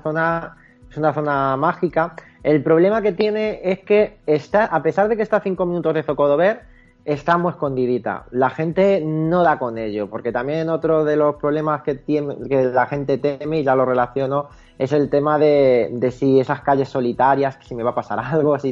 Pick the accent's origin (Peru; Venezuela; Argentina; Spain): Spain; Toledo, Castilla-La Mancha; somos toledanos